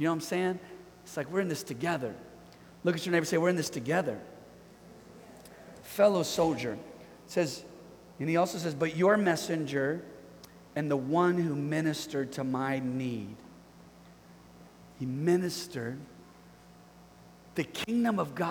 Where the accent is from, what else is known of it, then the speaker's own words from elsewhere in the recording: Bay Area, California, United States; We're from the Bay Area